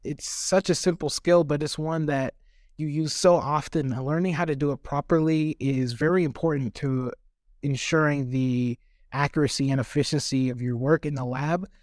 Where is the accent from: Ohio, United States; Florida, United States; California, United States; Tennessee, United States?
Tennessee, United States; Kingsport; also born or lived in Cape Town, South Africa; I've been living here since, like I said, I was four, so there's a lot of childhood memories here too.